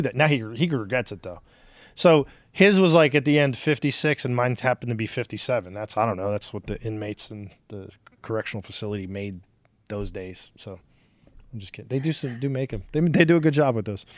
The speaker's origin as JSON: {"language": "English", "town": "Newark", "region": "New Jersey", "country": "United States", "tie": "born or raised there", "said": "we grew up in Irvington, Hillside in Newark, New Jersey."}